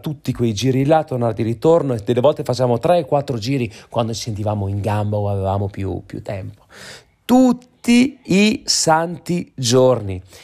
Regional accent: Trentino-Alto Adige, Italy; moved away; dalle nostre parti va anche a meno 14 gradi in Trentino

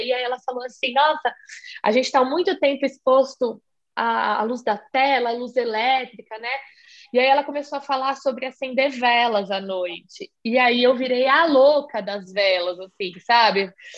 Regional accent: São Paulo, Brazil; eu sou aqui de São Paulo

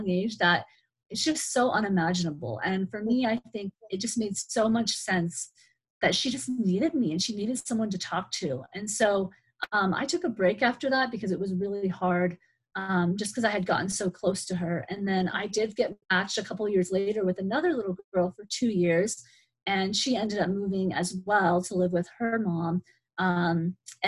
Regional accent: Gallup, New Mexico, United States; I grew up in Gallup. My parents are originally from New York and we moved here when I was small. So I've been raised pretty much in New Mexico as a child

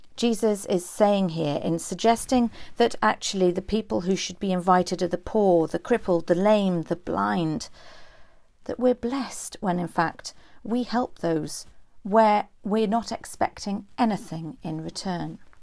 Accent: Newcastle upon Tyne, North East England, United Kingdom; now in Cumbria, United Kingdom; I grew up in a place called Gosforth, the sub-, suburb of a northern city, not the village in West Cumbria

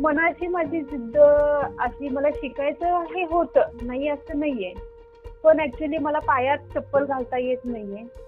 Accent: Dudhgaon, Maharashtra, India; now in Islampur, India; माझं बालपण तसं मिरज तालुक्यामधील दुधगाव माझ्या आजोडीत गेलेलं आहे

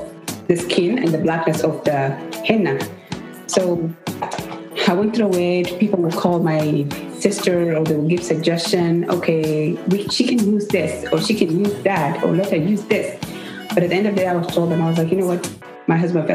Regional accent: South Sudan; now in United States; I'm from South Sudan.

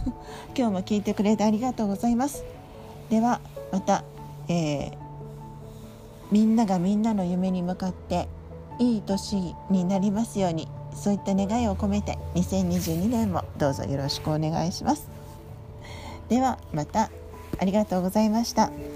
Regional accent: Okinawa, Japan; accent: Okinawan; ちょっと沖縄っぽい方言とか訛りが出るんですけど

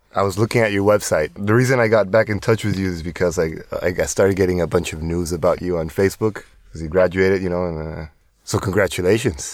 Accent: Tijuana, Baja California, Mexico; I'm from Tijuana

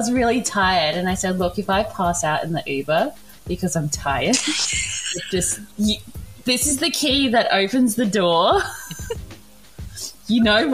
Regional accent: South Australia, Australia; I'm South Australian.

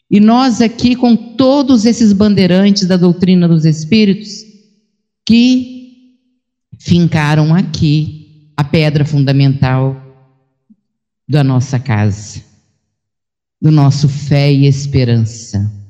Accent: Três Rios, Rio de Janeiro, Brazil; em Três Rios, que nesse período de pandemia é a segunda vez que eu venho nesses dois anos e meio à minha terra, porque nós ficamos realmente ilhados aonde estávamos.

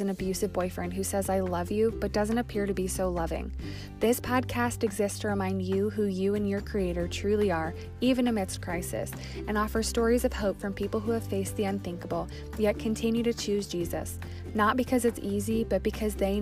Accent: upstate New York, United States; I'm from New York. I'm from upstate

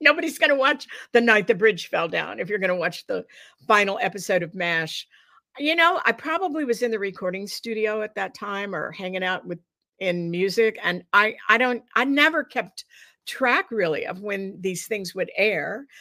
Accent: Dallas, Texas, United States; moved away; also born or lived in New York City / Los Angeles; growing up in Texas

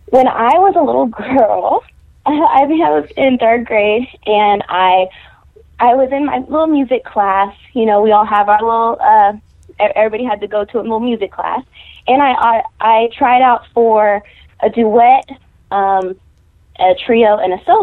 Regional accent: Texas, United States; also born or lived in California; Yeah, I'm raised in Texas. Born in California, but raised in Texas.

